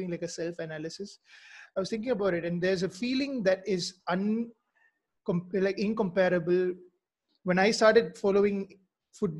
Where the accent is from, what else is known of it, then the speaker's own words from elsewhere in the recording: Mizoram, India; I'm from Mizoram, by the way. So I'm, like you said earlier, I'm from the Northeast.